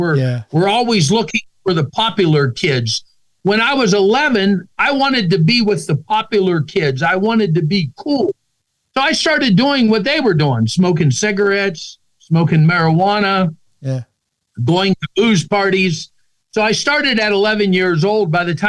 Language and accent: English; Pennsylvania, United States; I grew up in Pennsylvania. We grew up in the mountains. In our culture in that area, families done a lot of hunting together.